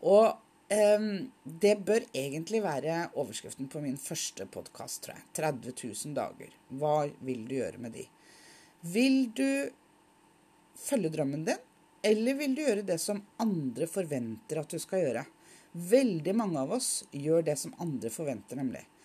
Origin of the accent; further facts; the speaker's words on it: Oslo, Norway; now in Nordland, Norway; Og jeg er opprinnelig fra Oslo. Nå bor jeg i Nordland.